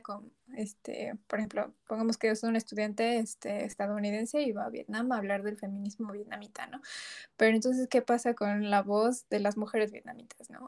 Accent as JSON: {"language": "Spanish", "country": "Mexico", "said": "desde nuestra perspectiva como mexicanas"}